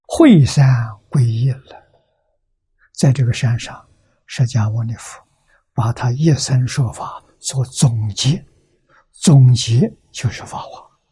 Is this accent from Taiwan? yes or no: no; China; 我们中国人讲虚岁